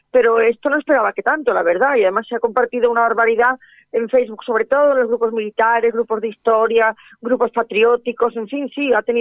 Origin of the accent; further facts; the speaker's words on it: Galicia, Spain; Bueno, yo es que lo siento, como soy gallega, yo pienso que la vertebración europea vino del Camino de Santiago.